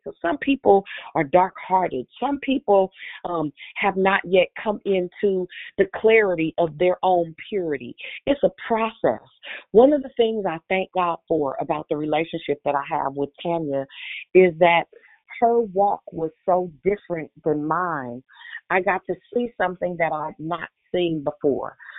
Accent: Richmond, United States; I'm from Richmond

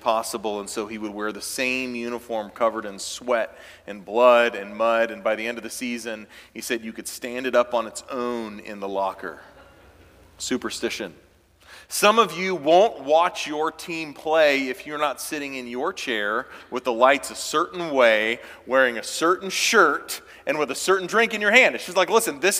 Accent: Clemson, South Carolina, United States; moved away; born and raised in Clemson, South Carolina

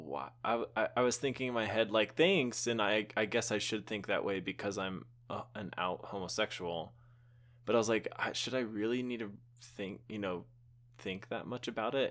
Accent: Texas, United States; I grew up in Texas

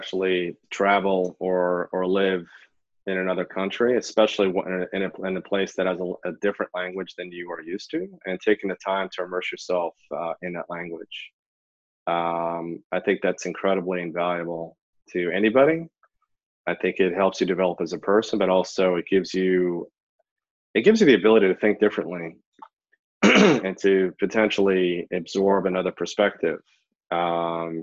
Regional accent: New York, United States; I grew up in New York, fluent in Hebrew

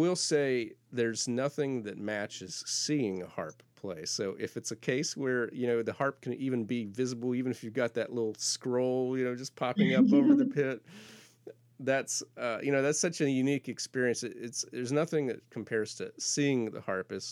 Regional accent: Florida Panhandle, United States; moved away; I grew up in the Panhandle of Florida

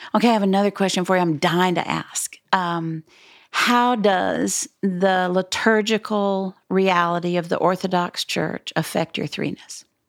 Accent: Dallas, Texas, United States; I'm from Dallas.

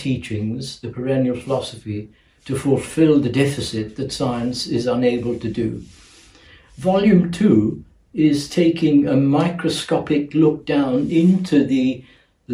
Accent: Mumbai, Maharashtra, India; moved away; also born or lived in London, United Kingdom; I was born in Bombay in the East and educated in the West

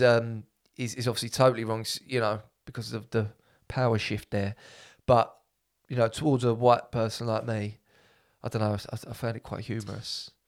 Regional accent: England, United Kingdom; I'm like 100 percent English

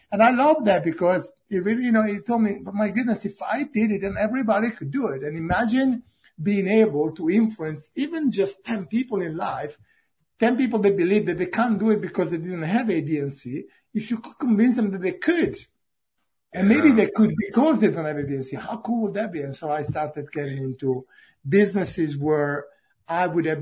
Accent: Italy; English is a second language; moved away as an adult; now in Cambridge, United Kingdom

